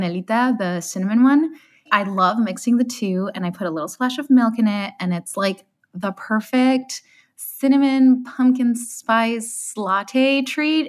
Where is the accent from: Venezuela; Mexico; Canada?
Mexico; Monterrey, Nuevo León; also born or lived in Colorado; now in Michigan, United States; I grew up in Monterrey, Nuevo León